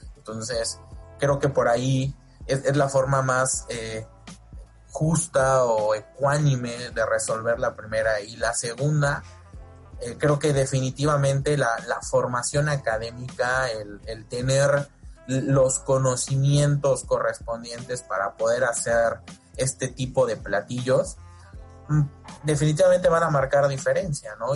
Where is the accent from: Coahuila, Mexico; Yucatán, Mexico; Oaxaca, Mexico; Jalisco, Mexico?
Yucatán, Mexico; yo soy yucateco